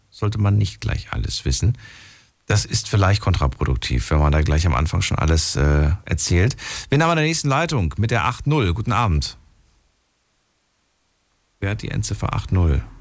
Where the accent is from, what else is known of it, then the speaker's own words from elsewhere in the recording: Bonn, North Rhine-Westphalia, Germany; Ja, aus Bonn.